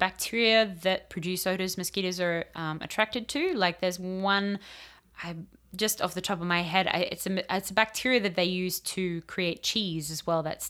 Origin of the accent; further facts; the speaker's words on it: United States; But I'm from America would fly.